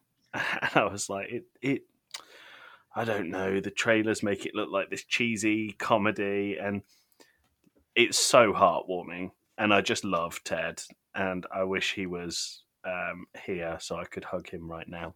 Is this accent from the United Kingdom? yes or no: yes; United Kingdom; I am British